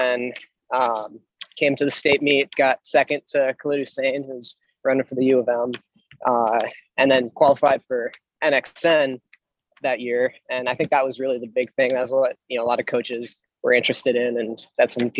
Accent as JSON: {"language": "English", "town": "Roseville", "region": "Minnesota", "country": "United States", "moved": "as an adult", "lives_now": "Boston, United States", "said": "I'm from Roseville, Minnesota."}